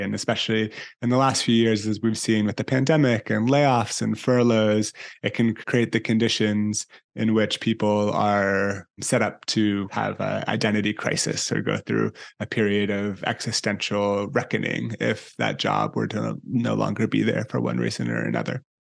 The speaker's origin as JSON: {"language": "English", "town": "San Francisco", "region": "California", "country": "United States", "tie": "born or raised there", "also_born_or_lived": "Italy", "said": "spending time growing up both in Italy and in San Francisco, where I'm from and where I live now"}